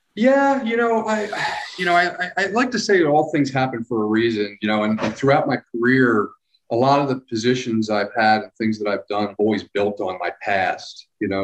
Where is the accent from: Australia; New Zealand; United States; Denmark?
United States; Philadelphia, Pennsylvania; moved away as an adult; also born or lived in New Jersey / California / the Carolinas; now in Hot Springs Village, United States; I was born in Philadelphia